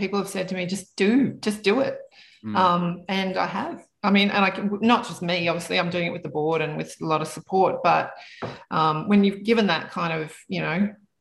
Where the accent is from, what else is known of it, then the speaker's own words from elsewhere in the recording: Canberra, Australian Capital Territory, Australia; now in Sydney, Australia; growing up in Canberra